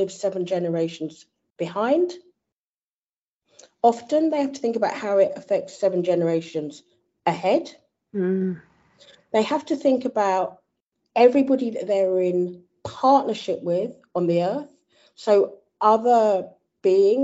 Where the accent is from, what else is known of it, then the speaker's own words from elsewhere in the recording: Croydon, London, United Kingdom; I come from Croydon